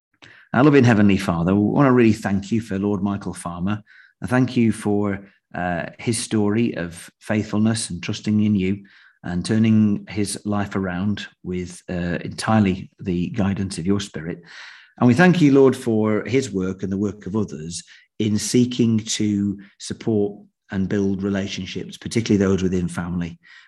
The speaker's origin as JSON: {"language": "English", "country": "United Kingdom", "said": "established faith can sometimes make people wrongly assume that they're Christians just because, well, we're British, aren't we?"}